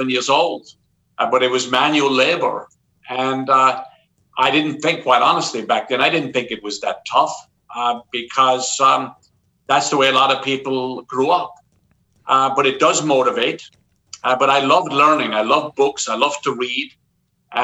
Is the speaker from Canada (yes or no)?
no; Southwest Ireland, Ireland; moved away as an adult; also born or lived in Cork; now in New York, United States; I grew up in Southwest Ireland, in a very small, farming community